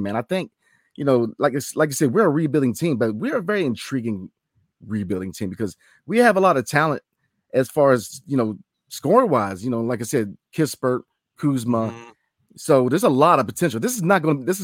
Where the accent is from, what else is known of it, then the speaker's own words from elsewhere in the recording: Leesburg, Virginia, United States; now in Winchester, United States; I'm from Leesburg, Virginia, Loudoun County, so I'm right there with you. I actually live in Winches